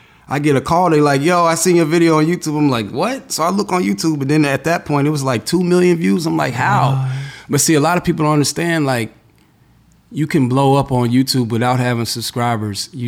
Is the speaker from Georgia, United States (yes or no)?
yes; Atlanta, Georgia, United States; moved away as an adult; also born or lived in Tennessee; now in Miami, United States; I was born in Tennessee, but I'm was raised in Atlanta.